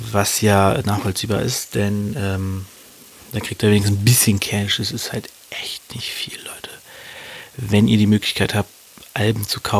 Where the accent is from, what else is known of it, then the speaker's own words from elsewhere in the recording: Hannover, Lower Saxony, Germany; Und zwar beschäftigen wir uns mit zwei Rappern, die auch aus meiner Heimat kommen, aus meiner Heimatstadt Hannover.